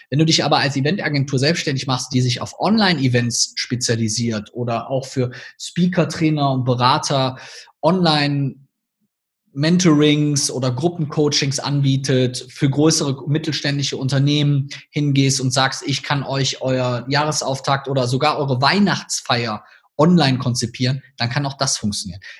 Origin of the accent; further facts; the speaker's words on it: Rhineland, Germany; accent: Rhineland; als Personal Brand immer quasi ein bisschen in meinen rheinländischen Akzent verfalle